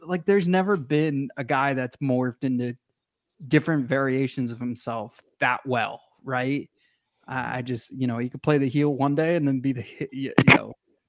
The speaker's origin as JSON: {"language": "English", "town": "New York City", "region": "New York", "country": "United States", "said": "I'm from Brooklyn"}